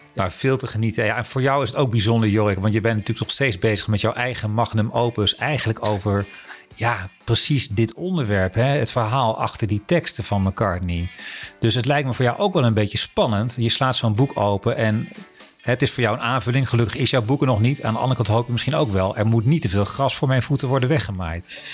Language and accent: Dutch; Netherlands; als Hollanders en niet-Anglofonen